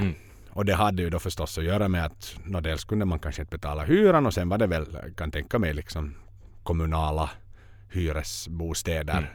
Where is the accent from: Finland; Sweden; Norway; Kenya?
Finland; som finnar